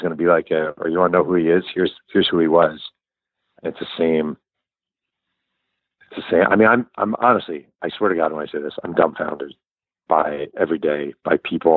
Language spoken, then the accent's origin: English; New York, United States; I'm a New Yorker